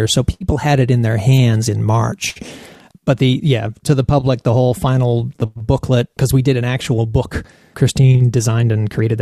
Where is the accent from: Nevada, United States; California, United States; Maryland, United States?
California, United States; Berkeley; my brothers and sisters and I grew up in Berkeley, California